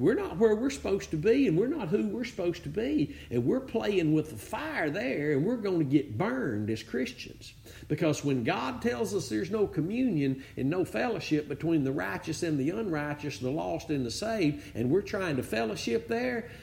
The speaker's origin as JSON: {"language": "English", "region": "Northeast Texas", "country": "United States", "said": "I'm from Northeast Texas"}